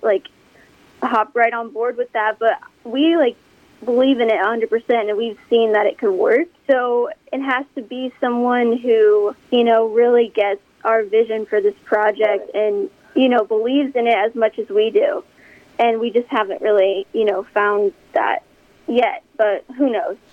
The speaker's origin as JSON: {"language": "English", "town": "Omaha", "region": "Nebraska", "country": "United States", "said": "we're from Omaha, Nebraska, and we're actually here in Nebraska right now."}